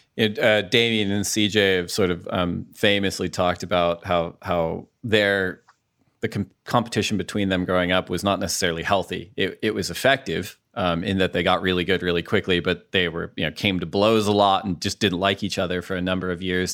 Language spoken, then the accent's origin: English; Orange County, California, United States; I grew up in Orange County